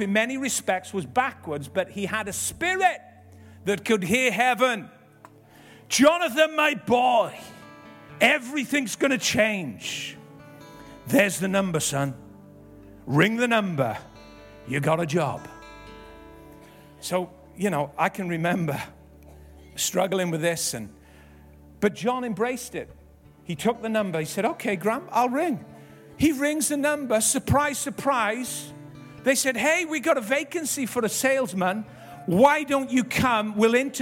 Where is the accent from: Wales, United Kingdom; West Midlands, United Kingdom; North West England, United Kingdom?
Wales, United Kingdom; Ebbw Vale; we grew up in Ebervale, living with my nan and gramp